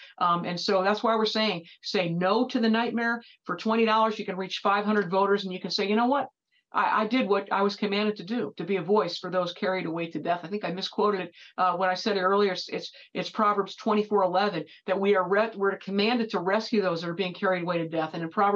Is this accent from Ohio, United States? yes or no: yes; Ohio, United States; if I wasn't an Ohioan, or if I wasn't drawn to Florida because my husband's a Floridian